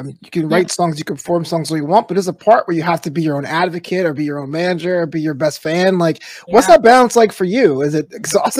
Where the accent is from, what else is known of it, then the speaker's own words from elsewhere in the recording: New York City, New York, United States; now in Los Angeles, United States; the old ancient name for my hometown, New York City